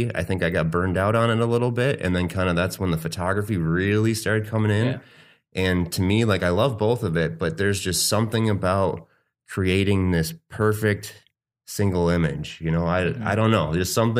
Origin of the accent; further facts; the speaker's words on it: Arizona, United States; now in Milwaukee, United States; I was born in Wisconsin, Milwaukee, actually. My parents moved to Arizona when I was really young, like 3, I think. I was out there until I was 18.